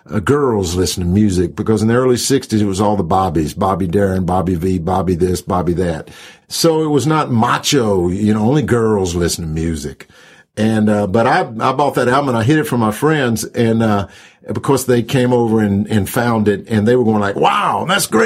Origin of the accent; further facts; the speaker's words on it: Jackson, Georgia, United States; moved away as an adult; also born or lived in California; in Jackson, Georgia. In fact, I did. I lived in the same house for the first 18 years of my life.